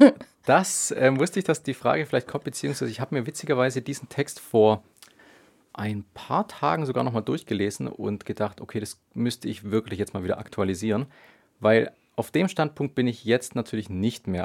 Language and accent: German; Dettenhausen, Baden-Württemberg, Germany; in meinem Heimatdorf in Dettenhausen und um Tübingen rum